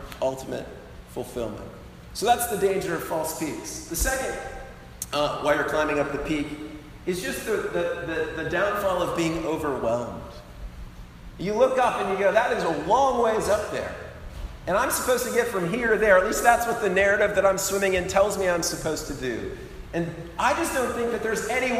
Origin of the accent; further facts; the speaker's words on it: Colorado, United States; moved away; I grew up in Colorado, that's my home state